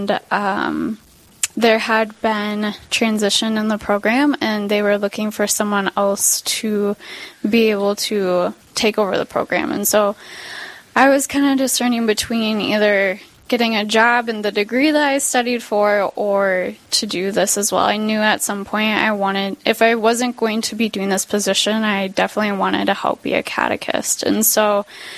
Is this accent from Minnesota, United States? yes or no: yes; St. Cloud, Minnesota, United States; now in Owatonna, United States; I grew up in St. Cloud